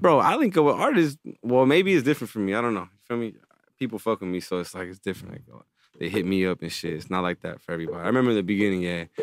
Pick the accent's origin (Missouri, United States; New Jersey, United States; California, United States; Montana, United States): California, United States; Palmdale; moved away; growing up in Palmdale